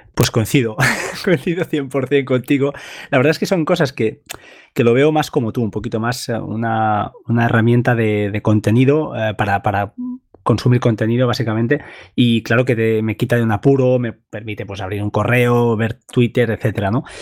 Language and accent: Spanish; Montgat, Catalonia, Spain; Yo soy de Mongat